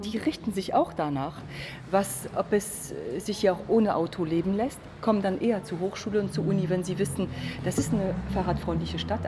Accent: France; German is a second language; now in Magdeburg, Germany; als Französin

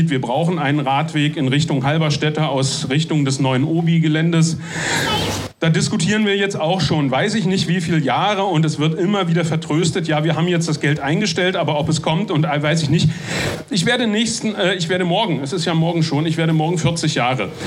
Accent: Magdeburg, Saxony-Anhalt, Germany; ich bin ja Magdeburger, um mal ein paar Worte zum Radverkehr in dieser Stadt zu sagen.

